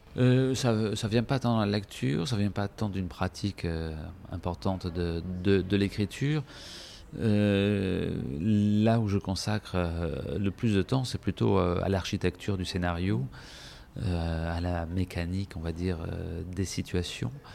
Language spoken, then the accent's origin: French; Marseille, Provence-Alpes-Côte d'Azur, France; moved away as an adult; also born or lived in Paris; j'ai quitté Marseille, j'avais un peu plus de 19 ans